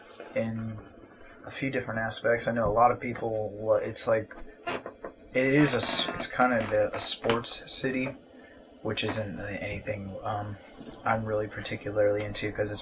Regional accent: United States; Growing up in America

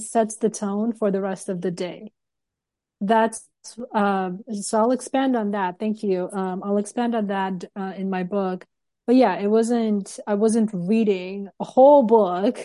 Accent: Turkmenistan; moved away; I'm from Turkmenistan

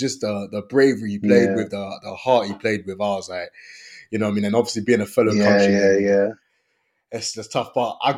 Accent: Côte d’Ivoire; moved away; also born or lived in London; I'm from the Ivory Coast

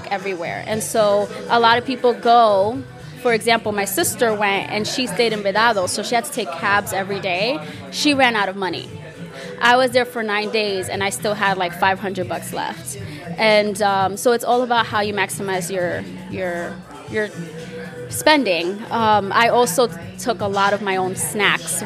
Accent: Dominican Republic; accent: Dominican; my accent is Dominican

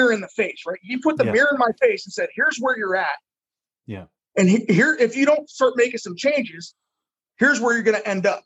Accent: Bellevue, Ohio, United States; moved away as an adult; now in Fort Lauderdale, United States; my hometown of Bellevue

